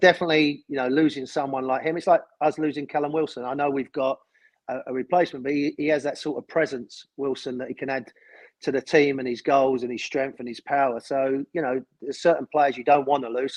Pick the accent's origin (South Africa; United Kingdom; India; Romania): United Kingdom; London; I was born in Islington and a, an Arsenal fan as a kid